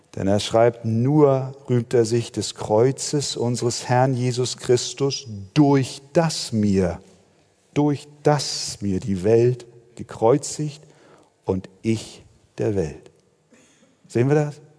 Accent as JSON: {"language": "German", "country": "Germany", "said": "bei uns in Deutschland"}